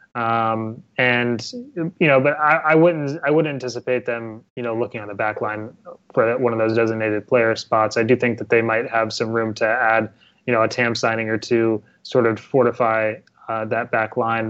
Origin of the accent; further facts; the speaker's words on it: Ohio, United States; I'm actually from Ohio myself